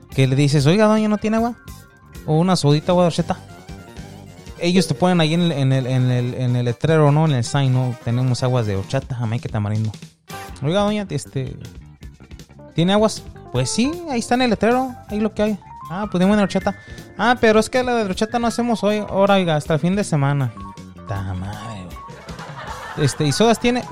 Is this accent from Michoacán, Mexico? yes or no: yes; Michoacán, Mexico; yo soy de Michoacán